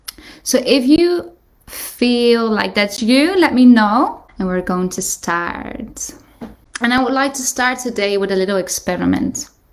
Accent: Netherlands; I am from the Netherlands

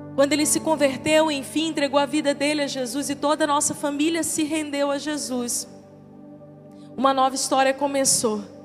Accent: Maranhão, Brazil; now in Teresina, Brazil; eu sou maranhense, mas eu abracei essa terra como minha

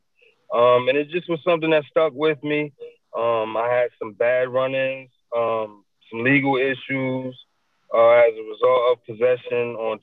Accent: New Jersey, United States; I grew up in New Jersey

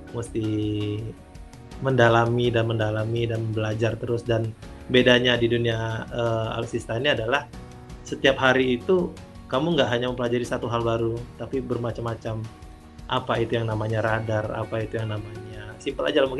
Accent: Sumatra, Indonesia; Nah, ya zamannya kita anak Sumatera, pencapaiannya kan dulu festival itu setiap minggu tuh pasti ada pensi

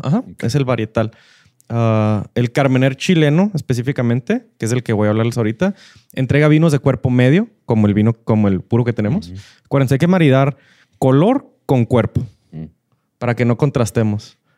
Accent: northern Mexico, Mexico; somos muy norteños, muy de carne asada

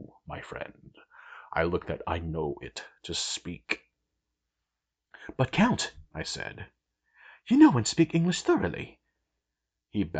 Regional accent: United States; I'm American

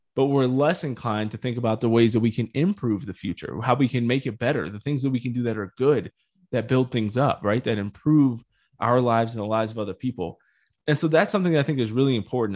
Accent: United States; I'm definitely speaking as an American

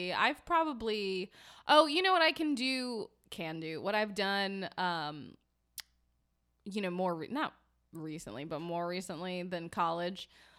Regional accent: New York, United States; I'm from a small town and I don't know, New York. I'm from New York.

